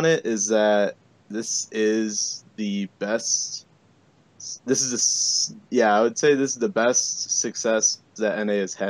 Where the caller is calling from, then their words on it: Chicago, Illinois, United States; Scarily enough, the western side of Chicago.